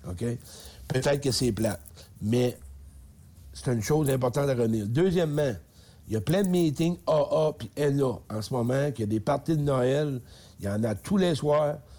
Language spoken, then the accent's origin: French; Beauce, Quebec, Canada; moved away; je descends en Beauce, mon patelin. Je voulais voir mes chums un peu, parce que je viens de là